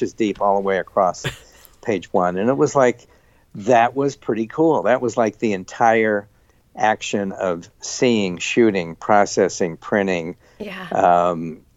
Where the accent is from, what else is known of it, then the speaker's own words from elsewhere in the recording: Salt Lake City, Utah, United States; I grew up in Salt Lake City